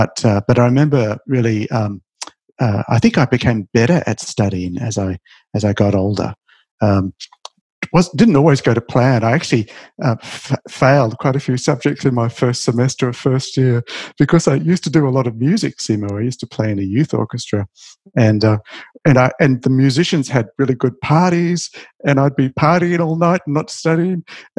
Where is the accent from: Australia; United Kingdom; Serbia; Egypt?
Australia; Well, see, Australia is a great country. We're a young country, part of the new world.